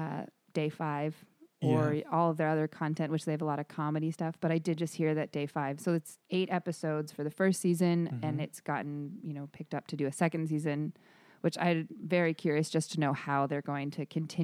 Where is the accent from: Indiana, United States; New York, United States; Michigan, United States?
Michigan, United States; also born or lived in Arizona; I'm originally from Michigan and Arizona, and then lived in San Diego and Los Angeles before this.